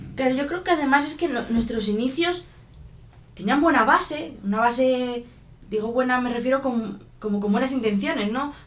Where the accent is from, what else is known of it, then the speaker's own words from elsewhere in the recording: Spain; en España somos muy así, de dejarlo todo en casa.